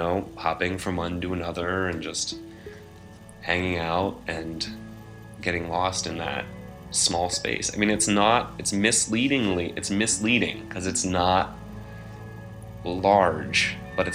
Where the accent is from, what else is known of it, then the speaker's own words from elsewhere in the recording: Reston, Virginia, United States; I grew up in Reston, Virginia